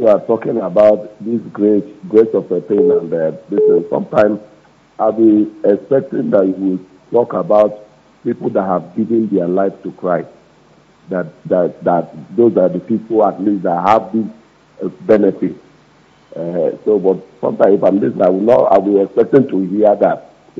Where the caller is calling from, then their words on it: Lagos, Nigeria; I'm calling from Lagos.